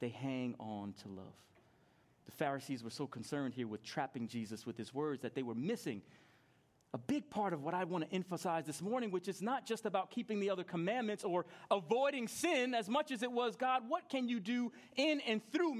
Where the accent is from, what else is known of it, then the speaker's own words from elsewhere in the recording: New York, United States; I grew up in New York and I was 10 years old